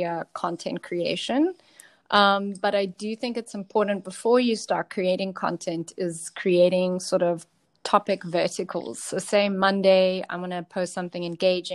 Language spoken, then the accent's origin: English; South Africa; I'm from South Africa.